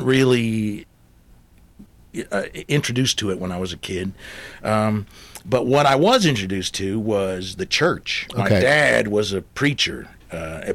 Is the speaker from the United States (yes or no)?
yes; Atlanta, Georgia, United States; moved away; also born or lived in Tulsa, Oklahoma / New Jersey / New York; I'm originally from Atlanta, Georgia